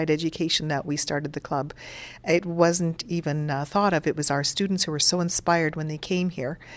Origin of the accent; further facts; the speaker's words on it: Nova Scotia, Canada; Well, initially, I'm from Nova Scotia, and so water and the environment, the Bay of Fundy, the Atlantic Ocean, is just so important to me.